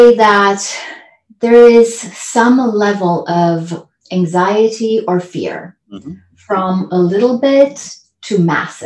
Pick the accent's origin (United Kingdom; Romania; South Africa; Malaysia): Romania; Transylvania; now in California, United States; I grew up in a communist country. So I was born in Transylvania, Romania